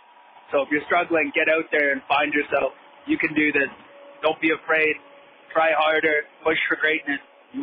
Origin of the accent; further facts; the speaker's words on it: Canada; I'm 28 years old. I'm from Canada.